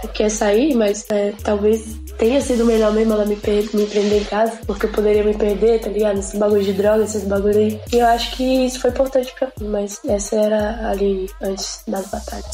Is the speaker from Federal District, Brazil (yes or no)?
yes; Planaltina, Federal District, Brazil; Eu sou de Planaltino, DF, Brasília.